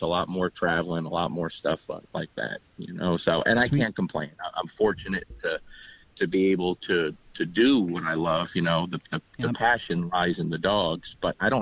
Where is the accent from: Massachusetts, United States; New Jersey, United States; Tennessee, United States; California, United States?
New Jersey, United States; Lodi; now in Bowling Green, United States; born and raised in Lodi, New Jersey.